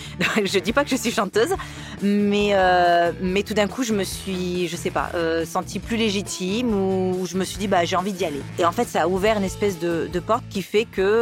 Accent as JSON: {"language": "French", "town": "Montpellier", "region": "Occitania", "country": "France", "tie": "born or raised there", "also_born_or_lived": "Nîmes / Paris region", "said": "alors, je suis née à Nîmes. chance. J'ai grandi euh, un bout à Montpellier, un bout dans la région parisienne, pour revenir dans le sud"}